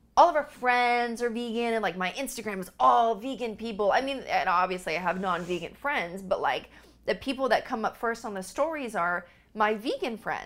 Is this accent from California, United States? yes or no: yes; California, United States; moved away as an adult; also born or lived in Montana; I was from California